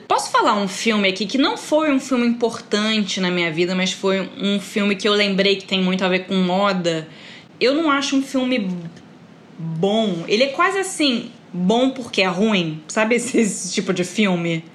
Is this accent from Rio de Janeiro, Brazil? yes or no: yes; Rio de Janeiro, Brazil; eu, como sou do Rio, reconheço.